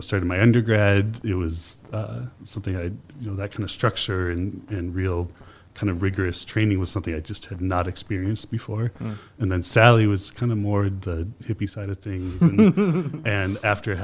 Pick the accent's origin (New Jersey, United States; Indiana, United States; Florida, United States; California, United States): Indiana, United States; Muncie; moved away; I grew up in Indiana, in Muncie